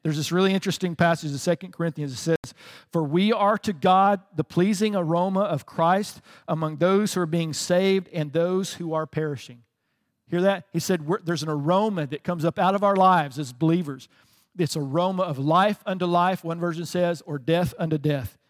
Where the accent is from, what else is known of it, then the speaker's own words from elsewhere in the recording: the South, United States; I grew up in the South